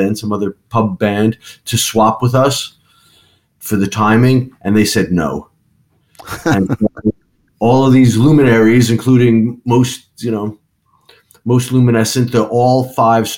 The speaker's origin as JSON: {"language": "English", "region": "New York", "country": "United States", "also_born_or_lived": "London", "moved": "as an adult", "said": "We're from New York"}